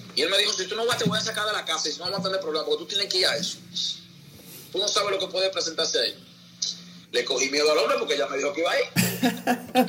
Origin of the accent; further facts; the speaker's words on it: Santo Domingo, Distrito Nacional, Dominican Republic; also born or lived in Nizao, San José de Ocoa; me trajeron a la capital y entonces aquí nada, aquí vivíamos en Capotillo, ahí me crié